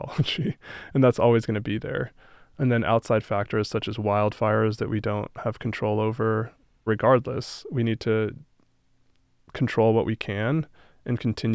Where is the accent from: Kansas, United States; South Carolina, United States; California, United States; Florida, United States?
California, United States; Los Angeles; now in Colorado, United States; I grew up in Southern California, like on the east side of Los Angeles